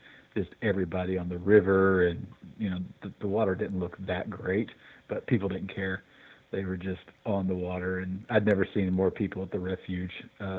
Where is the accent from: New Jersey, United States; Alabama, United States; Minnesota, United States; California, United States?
Alabama, United States; Fairhope; moved away as an adult; now in Missoula, United States; So I grew up in Alabama.